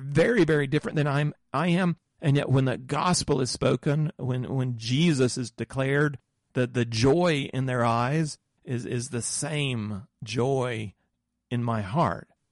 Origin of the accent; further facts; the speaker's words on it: southern United States, United States; I grew up in the Moravian Church in the southern United States